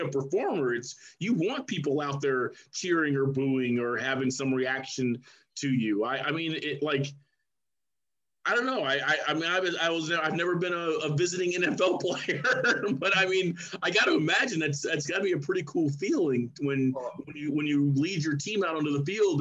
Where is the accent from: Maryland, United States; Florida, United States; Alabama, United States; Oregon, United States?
Maryland, United States; Silver Spring; I grew up in Silver Spring, Maryland